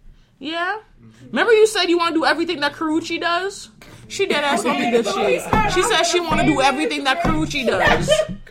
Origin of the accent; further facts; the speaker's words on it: New York, United States; I'm from New York. I'm sorry. I'm from New York.